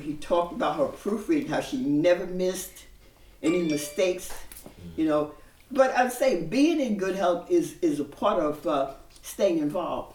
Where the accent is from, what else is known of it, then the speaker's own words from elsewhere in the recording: New York City, New York, United States; I was born in Bensonhurst, mm-hmm. Brooklyn